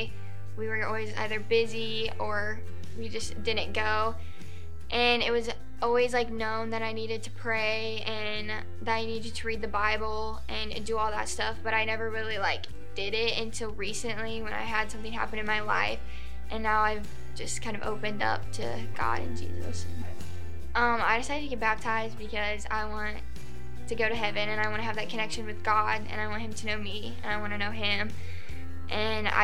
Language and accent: English; Columbia City, Indiana, United States; I'm from Columbia City